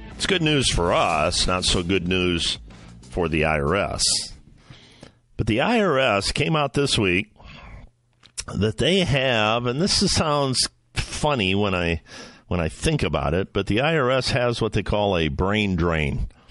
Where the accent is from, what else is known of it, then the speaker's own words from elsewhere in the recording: Ohio, United States; in Medina, Ohio, my home state, Northern Ohio, just east of where I'm at as we speak